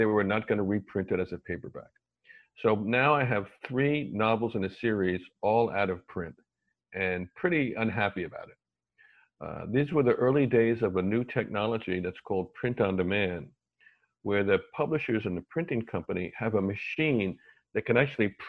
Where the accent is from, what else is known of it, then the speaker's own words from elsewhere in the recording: New York City, New York, United States; also born or lived in Ann Arbor, Michigan / St. Louis / Detroit / Philadelphia; I was born in Manhattan